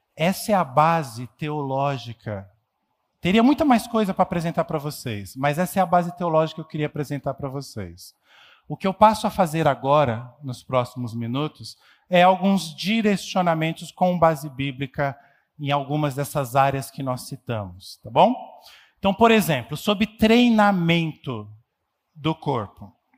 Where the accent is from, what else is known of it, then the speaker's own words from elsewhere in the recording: São Paulo, Brazil; nós somos paulistanos